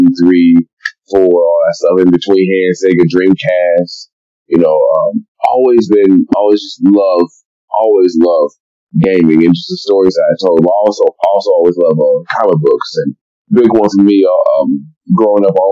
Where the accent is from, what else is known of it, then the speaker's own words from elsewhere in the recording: Detroit, Michigan, United States; growing up in Eastside Detroit and going to Gross Point North